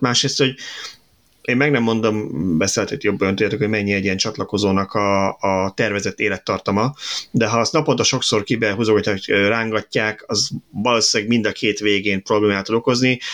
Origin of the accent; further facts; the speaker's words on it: Budapest, Hungary; 22-ben nőttem fel